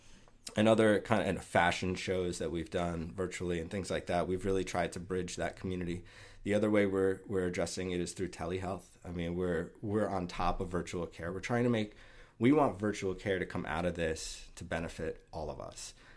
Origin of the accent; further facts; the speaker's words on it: United States; as an American